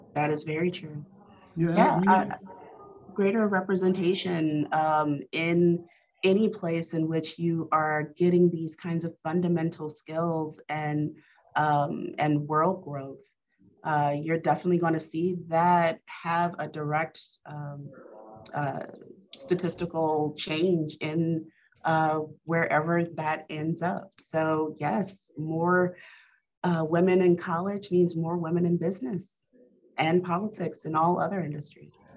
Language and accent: English; Baker, Louisiana, United States; I grew up in Baton Rouge. Uh, well, actually Baker, right out of Baton Rouge.